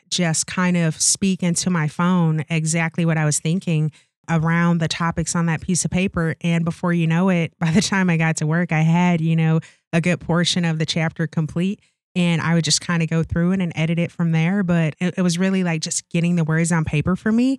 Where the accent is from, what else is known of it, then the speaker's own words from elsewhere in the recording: St. Louis, Missouri, United States; moved away as an adult; also born or lived in Okinawa, Japan; now in Wisconsin, United States; I'm born and raised in Saint Louis, Missouri.